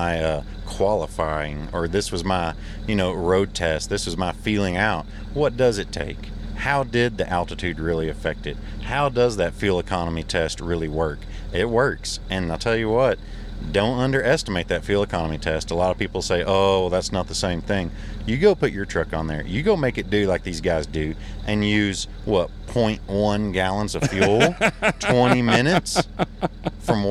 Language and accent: English; Texas, United States; we're from Texas